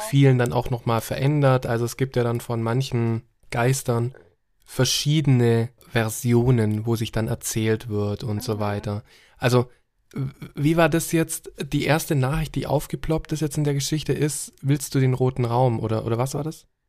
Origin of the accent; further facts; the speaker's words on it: Germany; hier bei uns in Deutschland